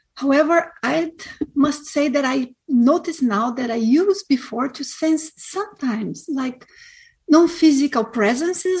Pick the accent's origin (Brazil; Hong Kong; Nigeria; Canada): Brazil; moved away; I am from a very small city in Brazil